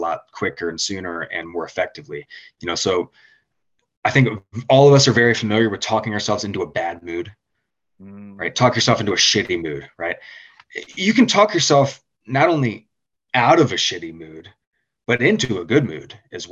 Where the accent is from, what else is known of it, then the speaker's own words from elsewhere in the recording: Richmond, Virginia, United States; I'm from Richmond, Virginia